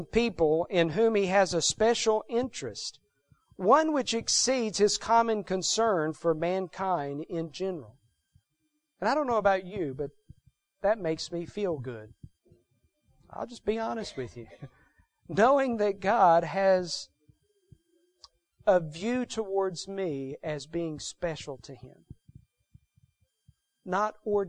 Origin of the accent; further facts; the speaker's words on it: Texas, United States; moved away as an adult; I grew up in Texas